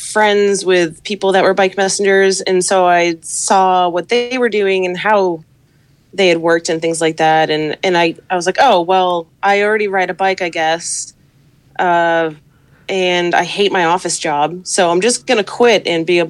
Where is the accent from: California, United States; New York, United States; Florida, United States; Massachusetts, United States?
Massachusetts, United States; Boston; I grew up in Boston